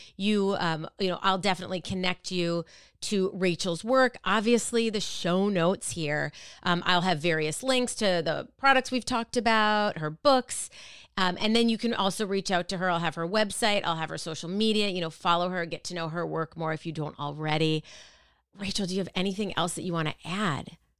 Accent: Minneapolis, Minnesota, United States; moved away; I grew up in Minneapolis

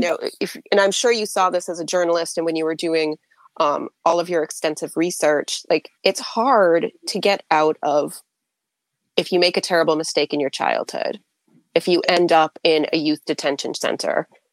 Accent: New England, United States; I'm from New England

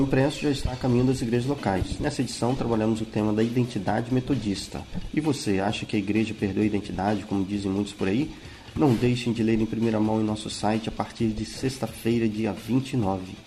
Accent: Além Paraíba, Minas Gerais, Brazil; Além Paraíba, Minas Gerais minha cidade natal

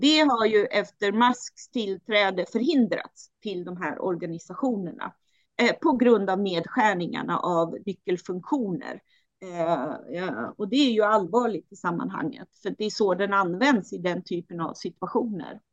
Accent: Styria, Austria; now in Sweden; där jag är född i Steiermark

